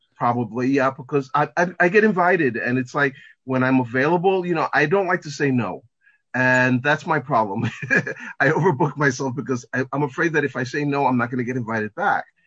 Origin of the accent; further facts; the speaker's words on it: New York, United States; I'm from here in New York. I was born and raised in New York.